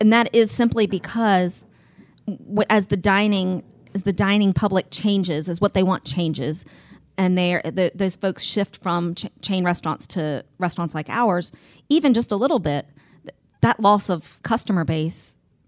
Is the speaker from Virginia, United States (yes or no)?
yes; Mechanicsville, Virginia, United States; also born or lived in Richmond, Virginia; I grew up in Mechanicsville